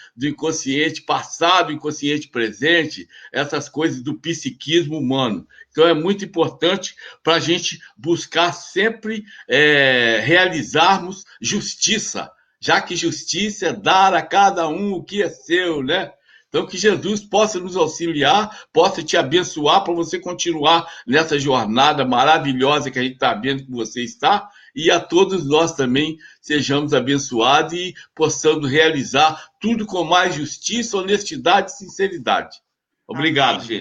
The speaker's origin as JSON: {"language": "Portuguese", "town": "Cataguases", "region": "Minas Gerais", "country": "Brazil", "said": "Sou de Cataguases. Sou de Cataguases, irmão do Finfim"}